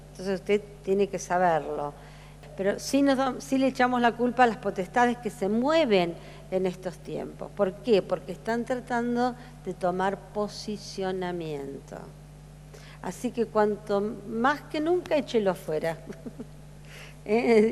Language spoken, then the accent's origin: Spanish; Argentina; Como argentinos